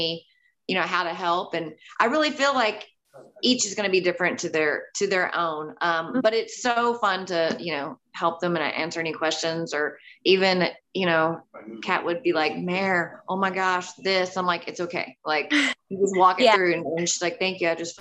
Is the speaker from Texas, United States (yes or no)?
yes; Angleton, Texas, United States; I grew up down in Angleton, which is like down the road.